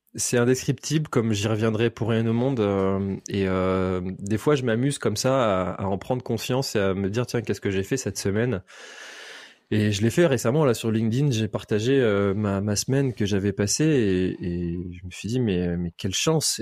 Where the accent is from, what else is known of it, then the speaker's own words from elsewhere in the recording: Brittany, France; also born or lived in Nantes; J'ai toujours habité en Bretagne